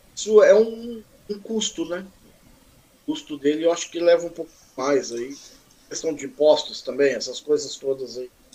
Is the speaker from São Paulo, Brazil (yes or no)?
yes; Mogi das Cruzes, São Paulo, Brazil; sou natural daqui de, da cidade vizinha aqui, Mogi das Cruzes